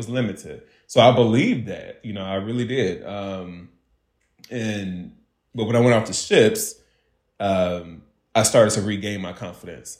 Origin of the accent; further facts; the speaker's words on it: Hopkins, United States; moved away; I'm from Hopkins